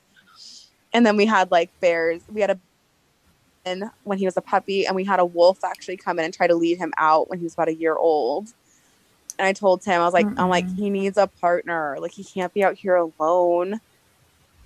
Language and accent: English; Anaheim, California, United States; moved away as an adult; also born or lived in Phoenix, Arizona; now in Montana, United States; I grew up in Anaheim Hills